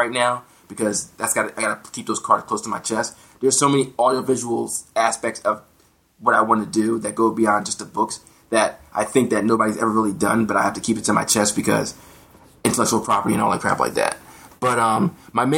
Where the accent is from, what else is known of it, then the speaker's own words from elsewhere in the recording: United States; as an American